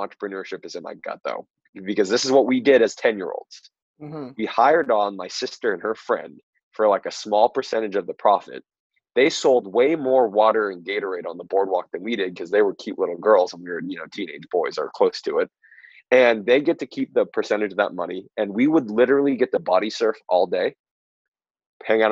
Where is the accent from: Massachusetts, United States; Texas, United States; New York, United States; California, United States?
California, United States; Southern; I am originally from Southern California